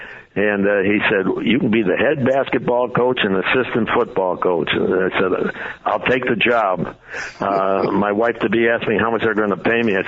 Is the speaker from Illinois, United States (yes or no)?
yes; Chicago, Illinois, United States; moved away as an adult; also born or lived in Montreal / Kansas City / Buffalo; I grew up in Chicago as a Bears fan